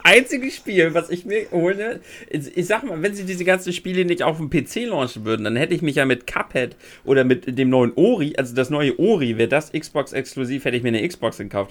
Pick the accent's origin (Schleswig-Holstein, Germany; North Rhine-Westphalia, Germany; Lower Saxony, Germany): Schleswig-Holstein, Germany; wir immer noch als Schleswig-Holsteiner